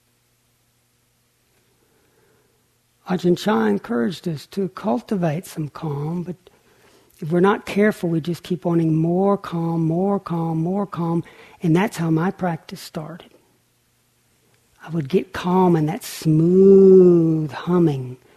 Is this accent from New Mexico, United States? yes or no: no; Lake Chickamauga, Tennessee, United States; I grew up on Lake Chickamauga in Tennessee